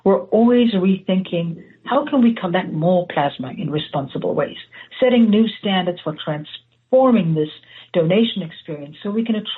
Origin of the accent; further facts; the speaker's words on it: South Africa; moved away as an adult; now in United States; I was born and raised in South Africa